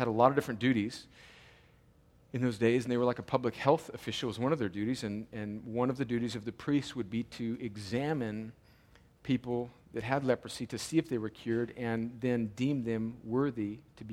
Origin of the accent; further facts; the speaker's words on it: Southern California, United States; I grew up in Southern California